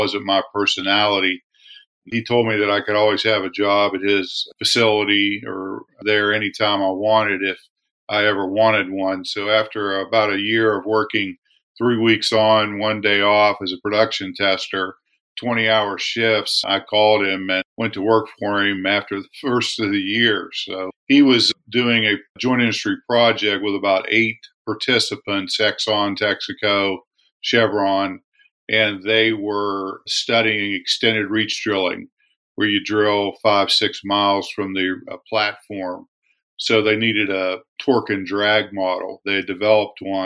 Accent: West Virginia, United States; moved away as an adult; also born or lived in Bradford, Pennsylvania / Houston, Texas; I'm originally from West Virginia

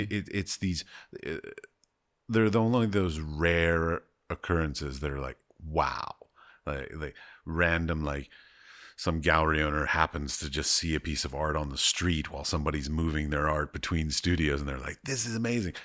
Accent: United States; also born or lived in United Arab Emirates; Christian American

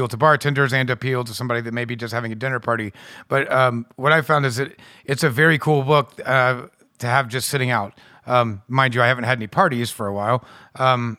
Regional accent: United States; as an American

